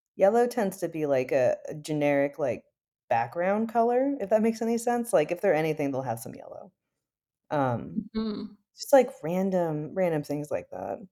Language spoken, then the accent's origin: English; Midwest, United States; now in Berkeley, United States; I am from the Midwest in the United States, but these days I live really close to like Berkeley in California.